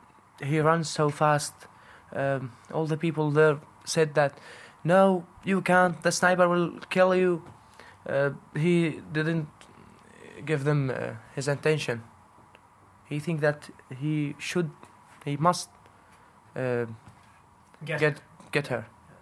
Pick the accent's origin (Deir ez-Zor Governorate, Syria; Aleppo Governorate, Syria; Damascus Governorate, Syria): Deir ez-Zor Governorate, Syria; Deir ez-Zor; English is a second language; moved away as an adult; also born or lived in Istanbul; I'm 24 years. I am a Syrian man. I come from Deir ez-Zor in Syria.